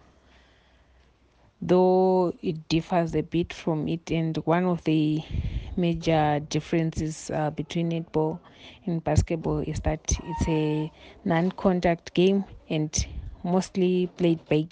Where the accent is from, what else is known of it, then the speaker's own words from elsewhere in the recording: Bulawayo, Zimbabwe; I grew up in Blawayo.